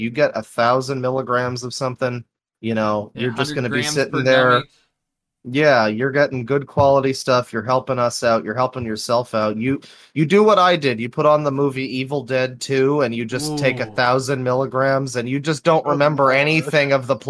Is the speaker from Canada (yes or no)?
yes; Canada; Now, I'm Canadian.